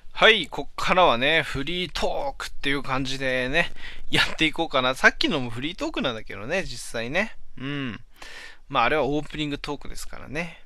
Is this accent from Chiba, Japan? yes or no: no; Hachinohe, Aomori, Japan; moved away; まだ地元八戸にいた頃